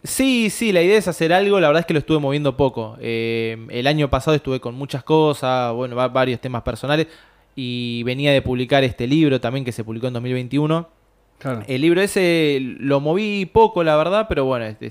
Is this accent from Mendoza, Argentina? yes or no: no; Buenos Aires, Argentina; yo soy de Caballito